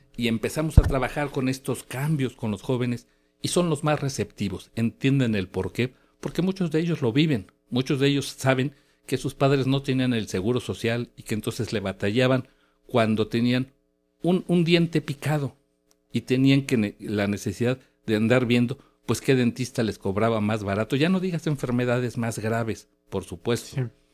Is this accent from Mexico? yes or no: yes; Mexico; los mexicanos